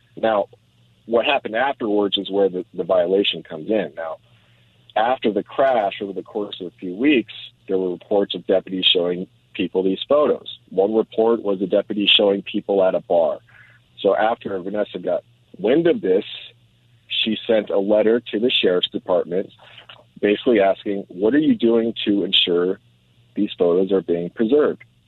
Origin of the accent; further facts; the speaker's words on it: Los Angeles, California, United States; also born or lived in Moorpark / Berkeley; I was born and raised here in the San Fernando Valley